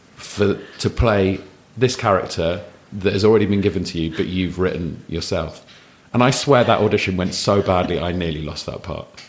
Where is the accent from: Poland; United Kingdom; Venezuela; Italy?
United Kingdom; London; also born or lived in Hammersmith / Wandsworth / Raynes Park / Wimbledon; I grew up in southwest London